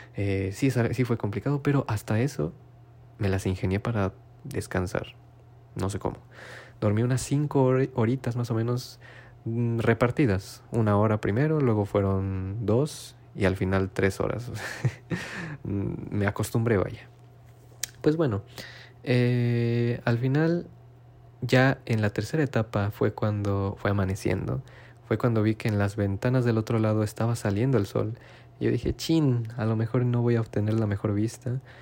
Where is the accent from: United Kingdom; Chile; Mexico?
Mexico; moved away as an adult; now in Japan; familia mexicana